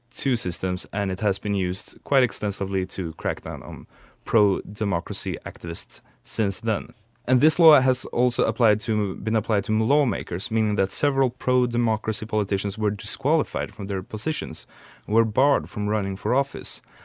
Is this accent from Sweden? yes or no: yes; Sweden; we Swedes